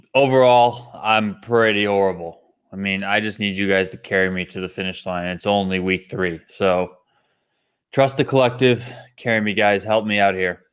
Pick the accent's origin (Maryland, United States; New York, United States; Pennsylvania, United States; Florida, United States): New York, United States; Buffalo; I grew up in Buffalo